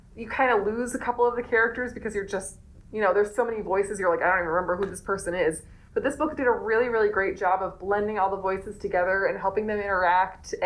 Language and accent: English; East Coast, United States; born or raised there; moved away